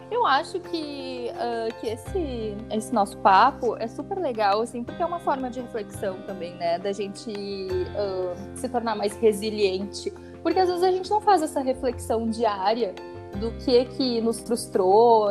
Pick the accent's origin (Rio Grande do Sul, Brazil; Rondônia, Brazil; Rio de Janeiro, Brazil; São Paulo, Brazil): Rio Grande do Sul, Brazil; accent: gaúcho; o meu sotaque é muito gaúcho?